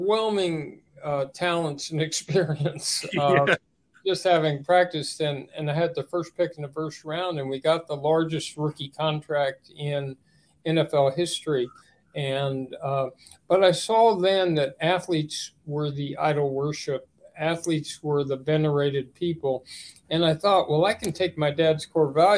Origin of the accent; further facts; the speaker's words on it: Los Angeles, California, United States; we grew up in West Los Angeles in the 50s and 60s